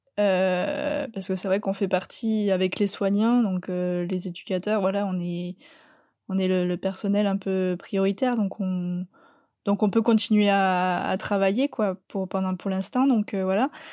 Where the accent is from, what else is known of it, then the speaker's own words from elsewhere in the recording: Landes, Nouvelle-Aquitaine, France; je viens des Landes